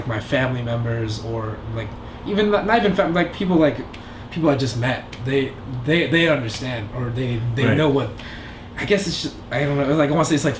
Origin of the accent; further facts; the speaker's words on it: Philippines; moved away; as a Filipino, coming from the Philippines